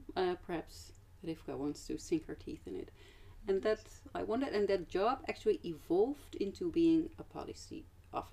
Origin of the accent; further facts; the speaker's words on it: Amsterdam, North Holland, Netherlands; also born or lived in Groningen; I am from Amsterdam originally